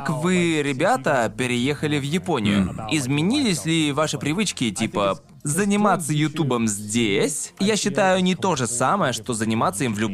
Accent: Australia; also born or lived in London / Japan / America; что большую часть времени я провожу с неавстралийцами.

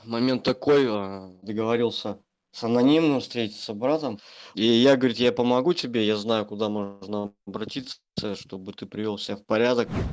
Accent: Belarus; now in Saint Petersburg, Russia; сам я белорус. В Санкт-Петербурге я живу давно уже. 9 лет.

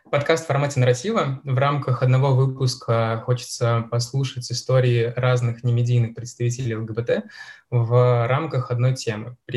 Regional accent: Raduzhny, Russia; born there; Камон, я родился в Радужном, этим нельзя не воспользоваться.

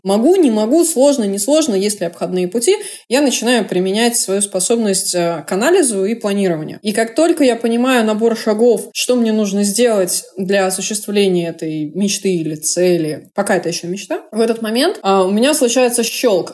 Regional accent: Saint Petersburg, Russia; also born or lived in Moscow; Я из Питера

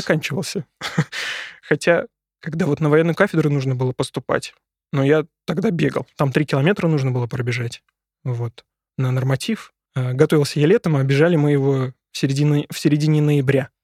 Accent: Syzran, Samara Oblast, Russia; now in Moscow, Russia; я с Поволжья. Поволжье. Город Сызрань. Самарская область

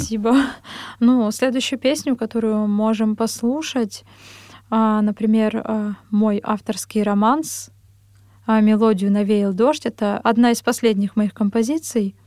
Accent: Ozyorsk, Chelyabinsk Oblast, Russia; moved away as an adult; also born or lived in Vishnevogorsk / Verkhnyaya Pyshma / Kursk; now in Moscow, Russia; я родом из Челябинской области, а, город Озёрск. Позже переехали в поселок Вишневогорск

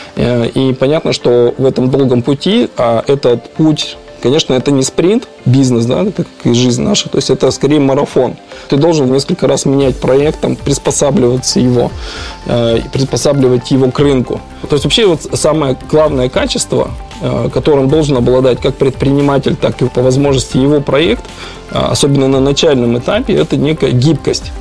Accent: Kazakhstan; moved away; also born or lived in Urals / Yekaterinburg / Andorra; я сам родом из Казахстана

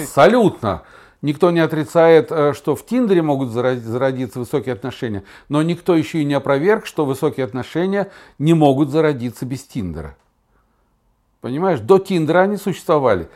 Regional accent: Kazan, Tatarstan, Russia; moved away as an adult; Я был журналист из Казани.

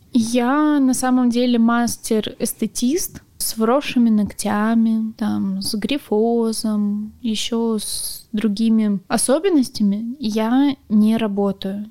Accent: Primorsky Krai, Russia; moved away; я родом вообще из Приморского края.

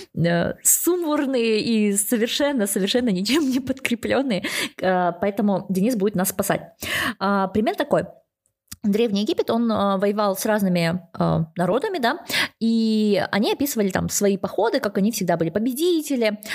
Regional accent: Kazakhstan; я сама из Казахстана

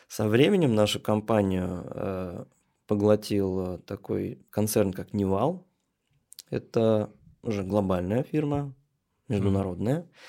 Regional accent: Troitsk, Moscow, Russia; Я, можно сказать, коренной москвич. Ну, жил я изначально Московской области, а сейчас это уже, а, можно сказать, географический центр Москвы. Это Троицк

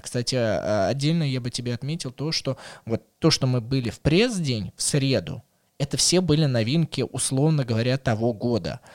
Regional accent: Moscow, Russia; как для коренного москвича

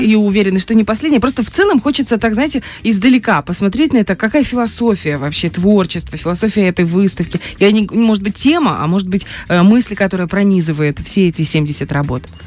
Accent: Dnestrovsk, Transnistria, Moldova; я из Днестровска

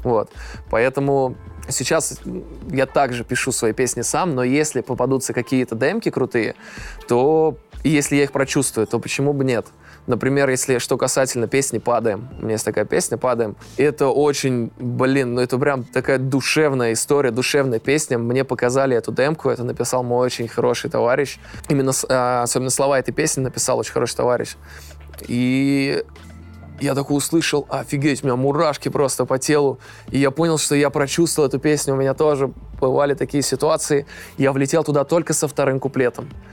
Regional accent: Almetyevsk, Tatarstan, Russia; Сам я родом из Альметьевска

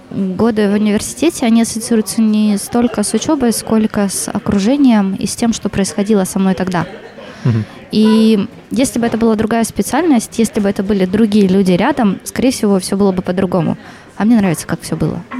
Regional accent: Khabarovsk, Khabarovsk Krai, Russia; я вообще приехала сюда из Хабаровска, и я подавала в несколько вузов в разных городах.

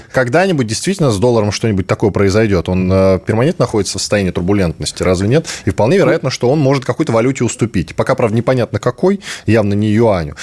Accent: Russia; я из России

